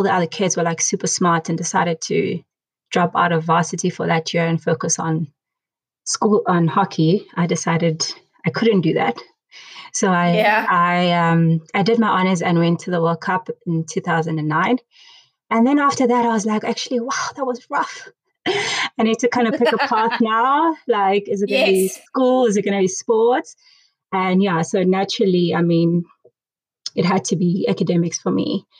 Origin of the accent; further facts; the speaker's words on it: Bloemfontein, Free State, South Africa; as Tevza said. I'm originally from Bloemfontein. I grew up there. I went to an all-girls school, UNISA Girls School, matriculated there in 2005.